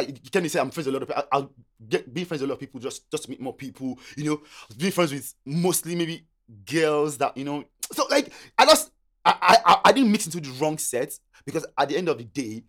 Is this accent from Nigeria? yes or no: yes; Nigeria; English is a second language; moved away as an adult; now in Australia; I came from Nigeria, yeah? And one of the reasons I came to Australia, this might sound stupid to people, right? My cousin was here.